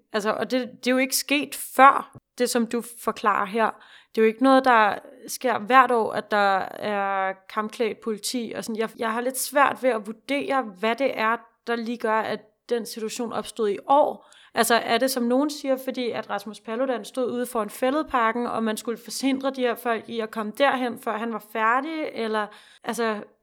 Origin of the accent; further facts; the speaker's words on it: Denmark; vi har bare sådan en forståelse af os selv som danskere